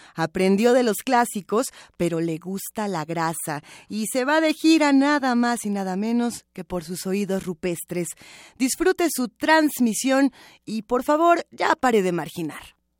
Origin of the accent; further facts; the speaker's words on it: Mexico; nos construye como, mexicanos